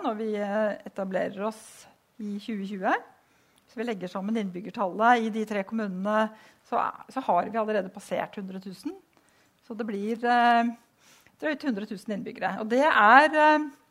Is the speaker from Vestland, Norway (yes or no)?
no; Vang, Innlandet, Norway; moved away; jeg kommer fra Vang, som ble slått sammen med Hamar.